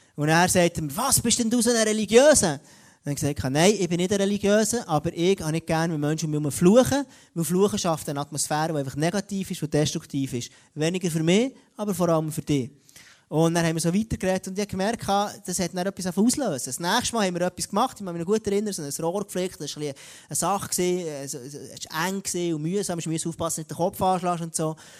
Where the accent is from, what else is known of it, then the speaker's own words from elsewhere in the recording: Switzerland; bei uns in Europa, in der Schweiz